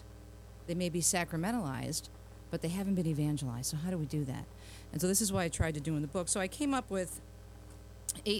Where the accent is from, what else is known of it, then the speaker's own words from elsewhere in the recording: Detroit, Michigan, United States; my hometown of Detroit